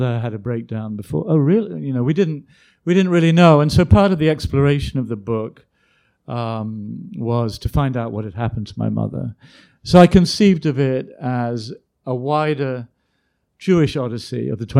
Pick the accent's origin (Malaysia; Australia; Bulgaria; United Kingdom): United Kingdom; London; also born or lived in South Africa; now in United States; I was born in London in 55. We went back to South Africa for 2 years, and then they definitively emigrated in 1957